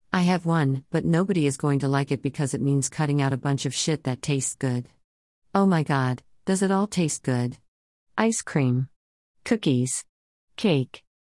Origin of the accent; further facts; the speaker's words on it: Erie, Pennsylvania, United States; I grew up in the Erie Ghetto, y'all. East eighteenth Street, about two blocks away from the project's administration building